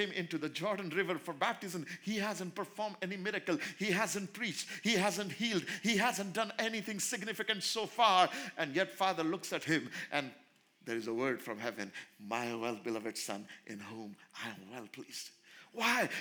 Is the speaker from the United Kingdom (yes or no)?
no; India; in India, being an Indian